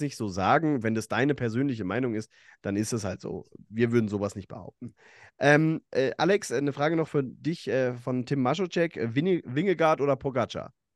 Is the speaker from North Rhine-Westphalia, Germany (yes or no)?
no; between Bad Vilbel and Friedberg, Hesse, Germany; ich bin in, in Okaben äh, aufgewachsen, da in der, zwischen Bad Vilbel und, und Friedberg